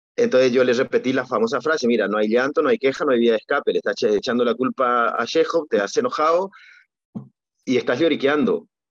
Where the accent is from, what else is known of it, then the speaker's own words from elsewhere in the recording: Argentina; moved away; cuando yo era niño, que era muy, muy complejo, era otro mundo, era muy difícil jugar al tenis. Eh, había un momento que había que ir a Buenos Aires